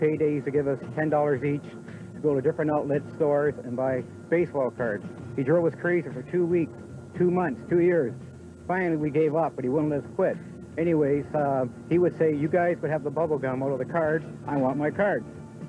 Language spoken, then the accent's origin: English; Hamilton, Ontario, Canada; We grew up around Bart and Sherman.